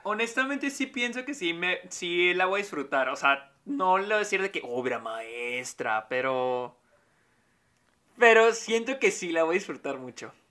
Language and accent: Spanish; Mexico; now in El Paso, United States; soy de México